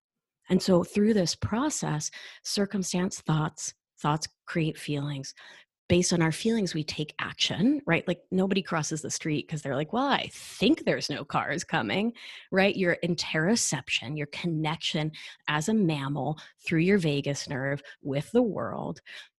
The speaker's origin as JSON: {"language": "English", "country": "Argentina", "moved": "yes", "said": "I mean, I'm from Argentina and we left during the dirty war."}